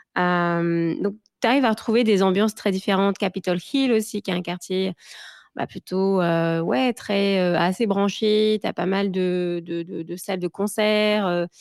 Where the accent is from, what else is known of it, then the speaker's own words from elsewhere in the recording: France; moved away as an adult; also born or lived in Gers / Paris; now in Seattle, United States; je viens aussi de, bah, de de du du sud de la France, donc j'ai grandi entre le Gers et, Paris